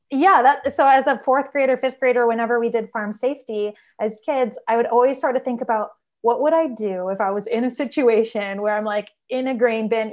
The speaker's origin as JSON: {"language": "English", "region": "Minnesota", "country": "United States", "said": "We're both from Minnesota"}